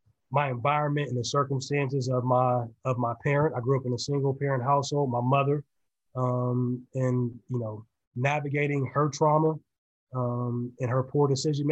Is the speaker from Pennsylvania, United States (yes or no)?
yes; Sharon, Pennsylvania, United States; also born or lived in Youngstown, Ohio; So, you know, I was born in Youngstown, Ohio, raised just across the border in Sharon, Pennsylvania, a very humble community.